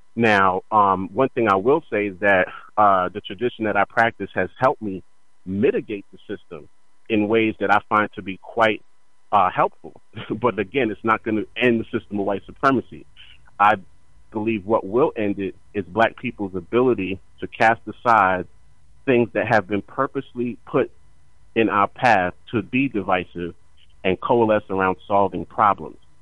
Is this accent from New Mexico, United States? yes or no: no; New York, United States; also born or lived in New Jersey; growing up in New York and, and even being in Jersey